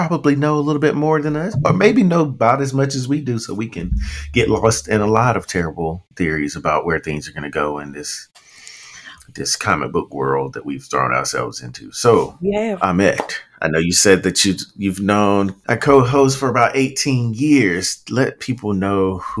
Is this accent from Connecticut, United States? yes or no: no; Kinston, North Carolina, United States; I'm from Kingston